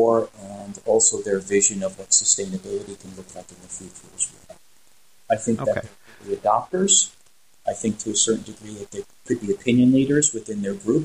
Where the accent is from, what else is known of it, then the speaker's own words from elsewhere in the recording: United States; being American